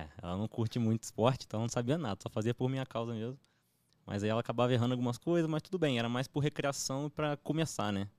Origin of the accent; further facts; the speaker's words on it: Campos dos Goytacazes, Rio de Janeiro, Brazil; Eu sou de Campos do Goitacazes